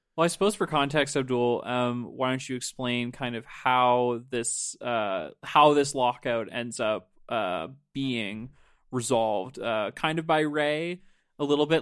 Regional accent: Nova Scotia, Canada; I'm from Nova Scotia

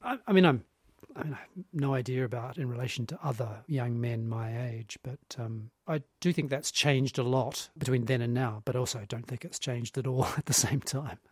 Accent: New Zealand; growing up in New Zealand in the eighties

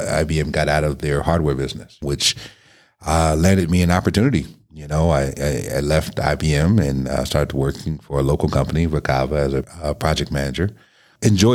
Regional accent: New Jersey, United States; now in Rochester, United States; I'm from Jersey

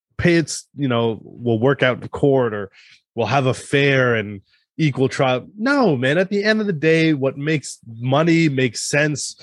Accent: United States; I'm American

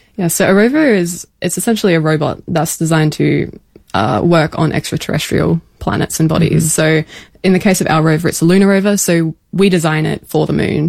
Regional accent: Pinnaroo, South Australia, Australia; born or raised there; now in Adelaide, Australia

